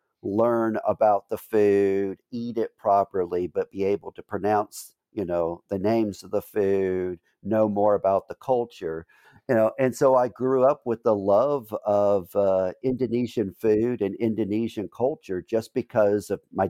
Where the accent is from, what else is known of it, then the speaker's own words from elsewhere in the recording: New Orleans, Louisiana, United States; I was born and raised in New Orleans.